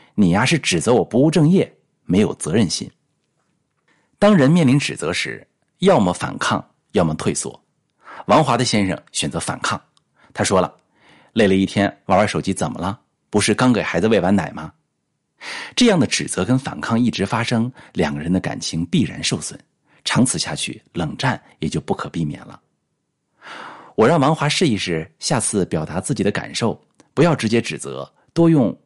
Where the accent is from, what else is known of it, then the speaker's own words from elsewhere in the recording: China; 我们中国人啊，性格含蓄